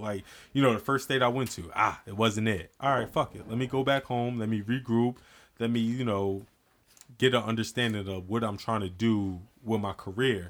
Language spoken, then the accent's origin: English; New Jersey, United States; born or raised there